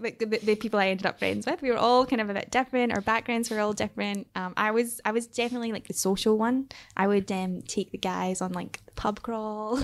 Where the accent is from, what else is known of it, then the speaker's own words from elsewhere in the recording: Airdrie, Scotland, United Kingdom; I grew up in Scotland, but more specifically, I grew up in a very, um, small town called Airdrie.